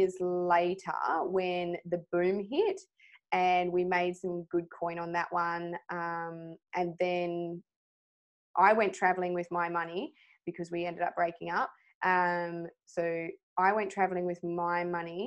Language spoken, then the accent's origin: English; Swan Valley, Western Australia, Australia; I was brought up in the Swan Valley